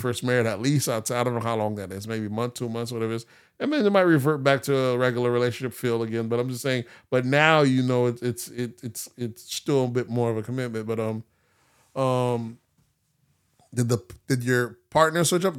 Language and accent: English; Palm Beach, Florida, United States; growing up in Palm Beach